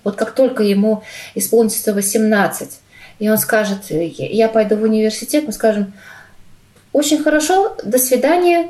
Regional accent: Russia; moved away as an adult; also born or lived in Cyprus; now in Malmö, Sweden; я из России

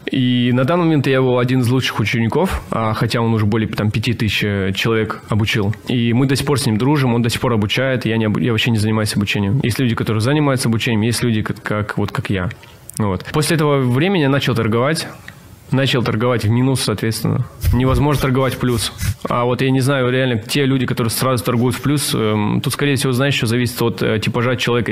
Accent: Russian Far East, Russia; moved away as an adult; also born or lived in South Korea; Я сам с Дальнего Востока

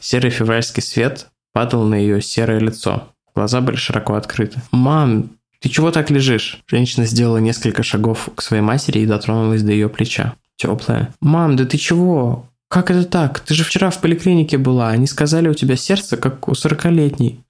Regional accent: Saint Petersburg, Russia; Я родился и вырос в Озерках

